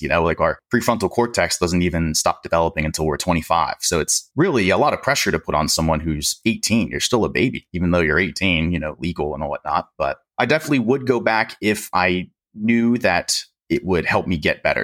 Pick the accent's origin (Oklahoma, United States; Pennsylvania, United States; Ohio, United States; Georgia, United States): Pennsylvania, United States; I'm from Pennsylvania.